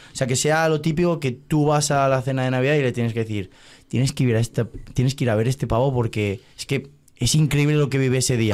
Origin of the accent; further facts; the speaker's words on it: Valencia, Valencian Community, Spain; yo soy de Valencia